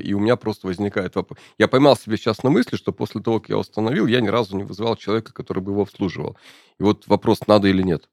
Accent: Urals, Russia; я родился и вырос на Урале

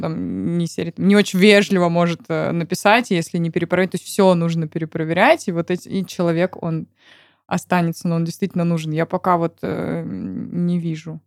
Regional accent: Siberia, Russia; moved away; also born or lived in Moscow; я сама родом из Сибири

